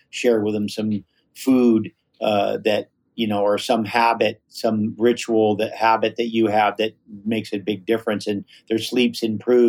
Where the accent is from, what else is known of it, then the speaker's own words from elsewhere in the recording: Hawaii, United States; growing up in Hawaii with kind of more of a Polynesian philosophy